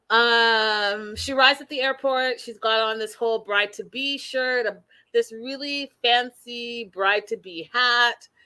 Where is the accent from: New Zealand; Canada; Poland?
Canada; I'm the Canadian